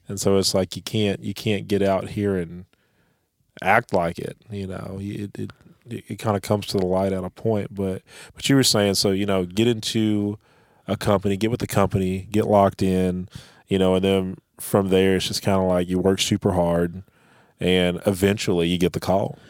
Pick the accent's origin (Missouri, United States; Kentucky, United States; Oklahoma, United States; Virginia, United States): Oklahoma, United States; Tulsa; I'm from Tulsa, Oklahoma